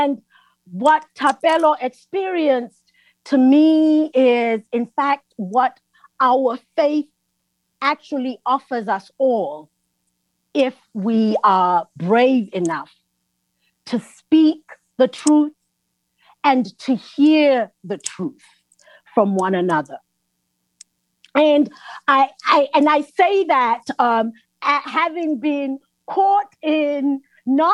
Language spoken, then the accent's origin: English; South Africa; I'm from South Africa